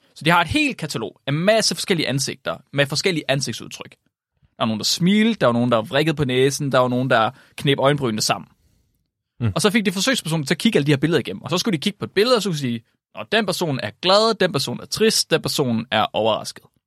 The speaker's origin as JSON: {"language": "Danish", "region": "West Jutlander", "country": "Denmark", "said": "som vestjyde"}